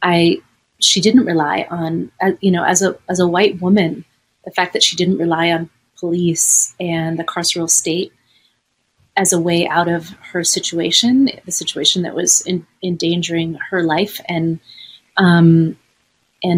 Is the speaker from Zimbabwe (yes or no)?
no; Los Angeles, California, United States; also born or lived in Chicago; growing up in Los Angeles